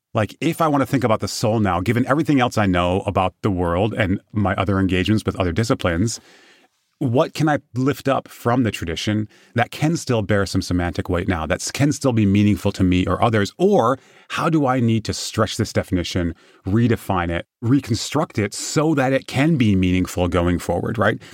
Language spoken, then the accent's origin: English; Michigan, United States; I'm from Michigan